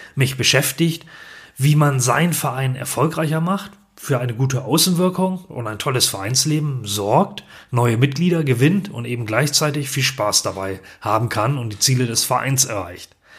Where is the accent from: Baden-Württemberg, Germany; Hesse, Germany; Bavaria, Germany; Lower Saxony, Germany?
Lower Saxony, Germany; Ganderkesee; Ich bin Jahrgang 1971 und komme aus dem norddeutschen Gannerkesee nahe Bremen, das ist in Niedersachsen